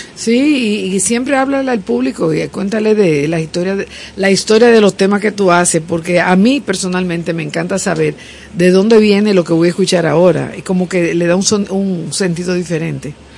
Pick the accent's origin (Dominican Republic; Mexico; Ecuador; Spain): Dominican Republic